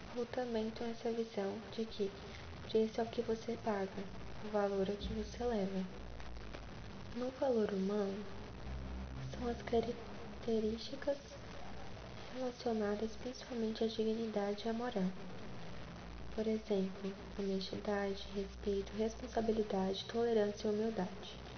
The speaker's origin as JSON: {"language": "Portuguese", "town": "Goianira", "region": "Goiás", "country": "Brazil", "tie": "born or raised there", "lives_now": "Goiânia, Brazil", "said": "moro na região sudeste de Goiânia com os meus pais, Lenda e Vilmar, nasci em Goianira"}